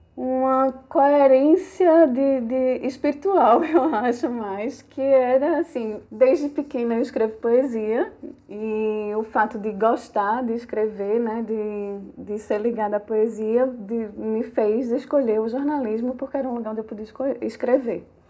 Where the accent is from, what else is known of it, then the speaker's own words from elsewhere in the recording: Garanhuns, Pernambuco, Brazil; also born or lived in Caruaru / Recife; Eu sou garanhuense, né? Sou de Garanhuns.